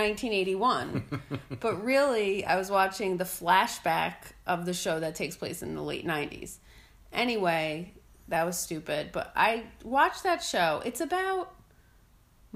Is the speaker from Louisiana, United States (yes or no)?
no; New Jersey, United States; now in New York, United States; growing up in New Jersey in the 80s, early 90s